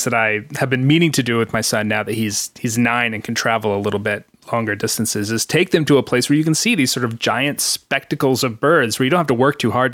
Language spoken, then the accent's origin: English; Greensboro, North Carolina, United States; my hometown of Greensboro